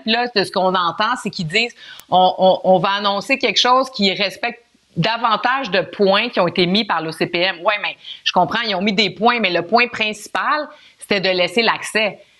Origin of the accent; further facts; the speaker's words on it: Montreal, Quebec, Canada; j'ai grandi à Montréal